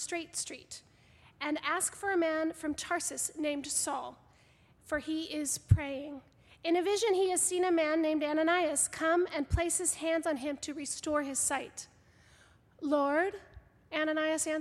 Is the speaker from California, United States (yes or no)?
yes; Northern California, United States; also born or lived in Sacramento; now in Connecticut, United States; I'm not from Southern California, but from Northern